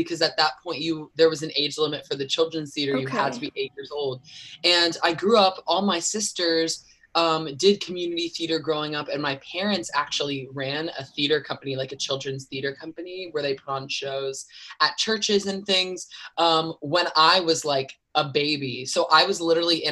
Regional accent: Wilmington, North Carolina, United States; my hometown where I grew up here in Wilmington, North Carolina.

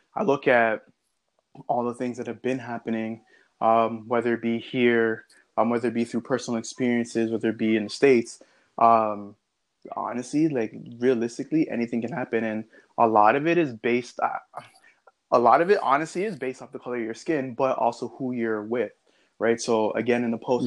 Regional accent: Scarborough, then South Oshawa, Ontario, Canada; I grew up in Scarborough, then I moved out to South Oshawa

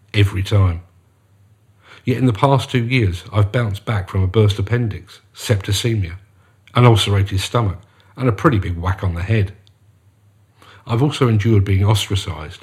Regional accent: London, United Kingdom; As you can probably guess from my accent, I come from South London. When I was growing up

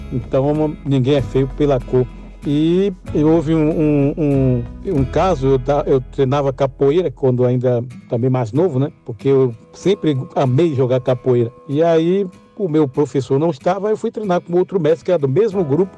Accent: Itaparica, Bahia, Brazil; also born or lived in Salvador, Bahia; now in São Paulo, Brazil; nasci em Salvador, na Bahia, e me criei na ilha de Itaparica e moro em São Paulo

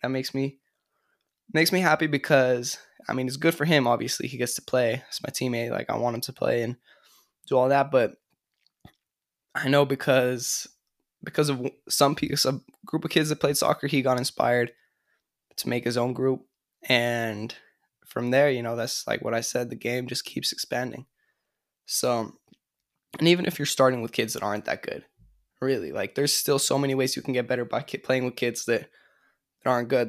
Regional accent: California, United States; moved away as an adult; also born or lived in upstate New York; I'm from California, but I went to school in upstate New York

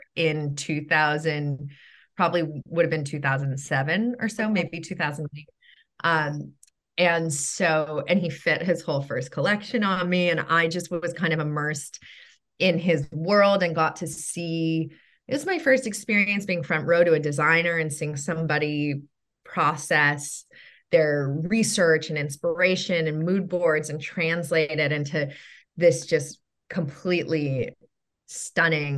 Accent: Mill Valley, California, United States; moved away as an adult; also born or lived in New York City; now in Los Angeles, United States; I grew up in Marin in Mill Valley

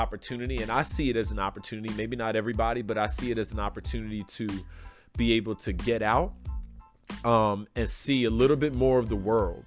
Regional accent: Philadelphia, Pennsylvania, United States; I grew up in Southwest Philadelphia near the airport

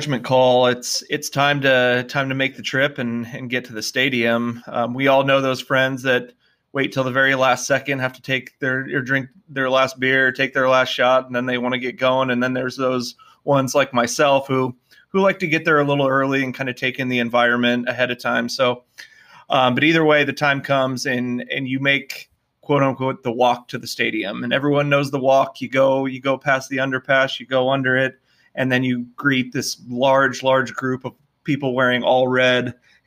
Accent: Lincoln, Nebraska, United States; we grew up in Lincoln

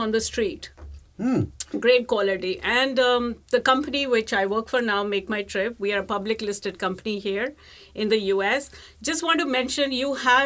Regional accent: India; now in United States; I was born in India

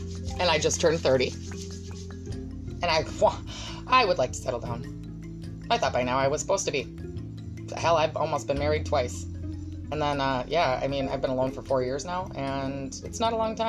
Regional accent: United States

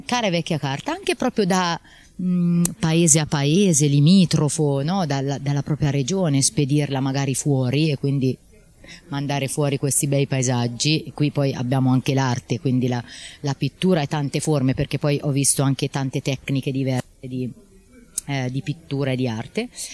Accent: Tuoro sul Trasimeno, Umbria, Italy; sono proprio, diciamo, autoctona e legata al lago perché comunque mi ha dato, diciamo, i natali e è dove eh, vivo

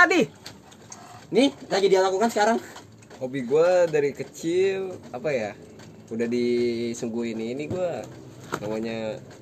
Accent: Jakarta, Indonesia; tapi mau gue bukan orang Sunda sih orang Betawi

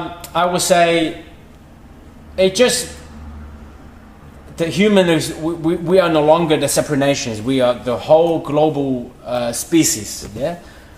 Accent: Beijing, China; now in Australia; go to Beijing, my hometown

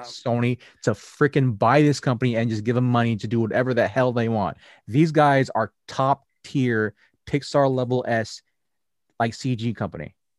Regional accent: United States; us as Americans, even though I'm Asian American

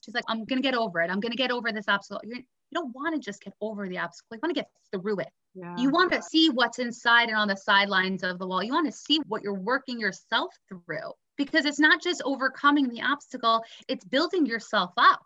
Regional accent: New York City, New York, United States; also born or lived in Israel; I went to a great all-girls school growing up in Brooklyn

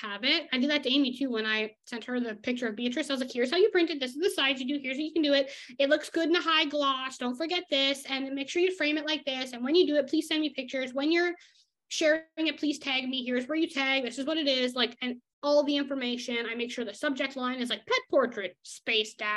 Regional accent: Canada; I'm the Canadian German woman here

